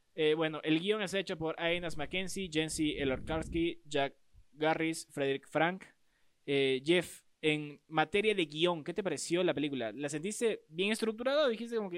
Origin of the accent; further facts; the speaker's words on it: Peru; en mi Perucito lindo